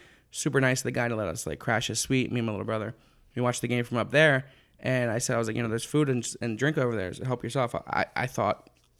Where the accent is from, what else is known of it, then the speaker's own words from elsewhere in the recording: Philadelphia, Pennsylvania, United States; that's the thing about me being a Cowboys fan from Philadelphia. It was because my dad was. I grew up in the Dynasty era.